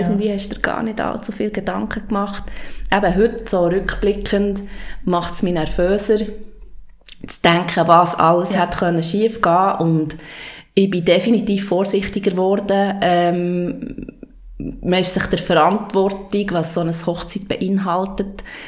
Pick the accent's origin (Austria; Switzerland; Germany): Switzerland; also ich bin in ähm, Matt aufgewachsen, im Oberland